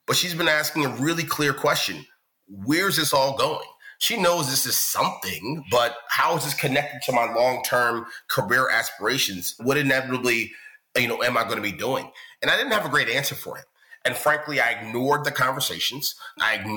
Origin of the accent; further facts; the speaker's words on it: Baltimore, Maryland, United States; I come from West Baltimore, really humble beginnings